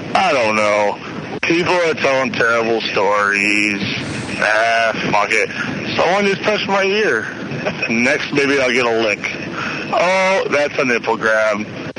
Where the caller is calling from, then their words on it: Connecticut, United States; This is … from Connecticut. It's not Connecticut …, but I'm definitely … from Connecticut.